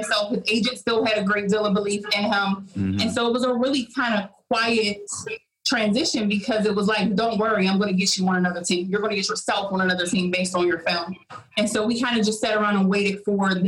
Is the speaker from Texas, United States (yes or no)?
no; Pittsburgh, Pennsylvania, United States; I grew up in Pittsburgh